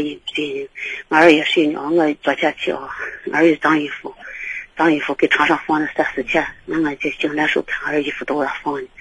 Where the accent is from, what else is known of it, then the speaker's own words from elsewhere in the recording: Baoji, Shaanxi, China; 我们是来自报警农村的